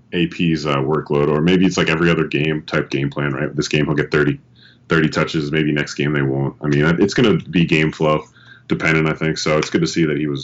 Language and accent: English; New York, United States; I was born in New York.